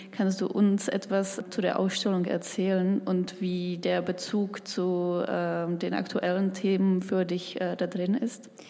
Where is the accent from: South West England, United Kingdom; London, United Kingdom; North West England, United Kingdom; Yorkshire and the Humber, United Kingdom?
London, United Kingdom; now in Berlin, Germany; Also ich komme ja aus London, habe da über, über Jahre eben auch studiert und gearbeitet